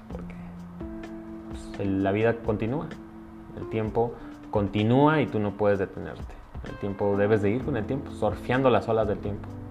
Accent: Mexico; Soy mexicano.

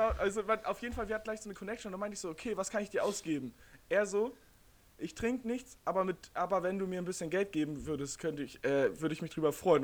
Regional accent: Niendorf, Hamburg, Germany; ich komme aus Niedorf

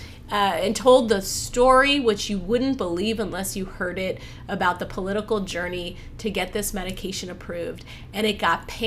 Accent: Ohio, United States; I was born in Ohio

